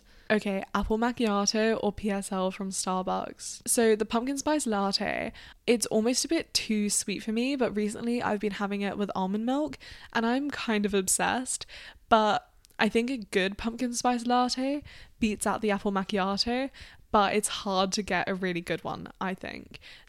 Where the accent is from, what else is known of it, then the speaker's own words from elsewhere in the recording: Australia; now in United Kingdom; Now, I'm from Australia in the UK, so we don't really celebrate Thanksgiving.